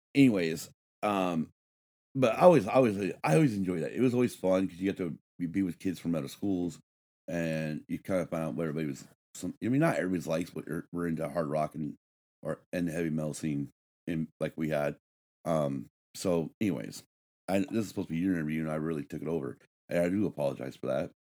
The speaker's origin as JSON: {"language": "English", "town": "Battle Mountain", "region": "Nevada", "country": "United States", "tie": "born or raised there", "said": "Growing up in Battle Mountain, Nevada"}